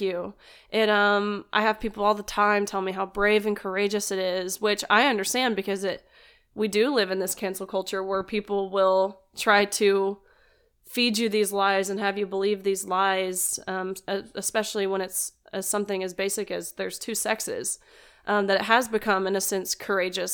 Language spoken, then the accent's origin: English; Nashville, Tennessee, United States; also born or lived in Kentucky; actually from Nashville, Tennessee. Um, born and raised